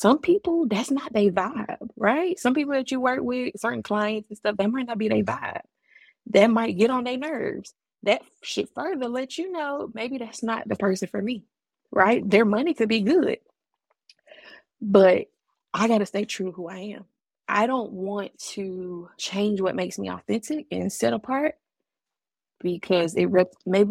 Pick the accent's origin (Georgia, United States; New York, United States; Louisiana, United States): Georgia, United States; Augusta; moved away; I'm from the AUG, Augusta, Georgia, baby, all day, every day. And regardless of where I move in life and in the country and where I've been, I will always be from Augusta, Georgia. It is a part of my upbringing